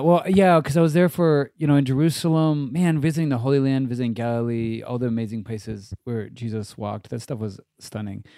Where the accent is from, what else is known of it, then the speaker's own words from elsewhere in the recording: Japan; I grew up in Japan